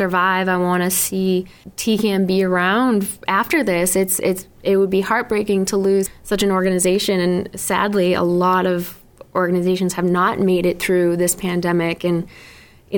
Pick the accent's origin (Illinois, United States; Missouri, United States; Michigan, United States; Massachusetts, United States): Massachusetts, United States; South Shore of; I was born and raised on the South Shore of Massachusetts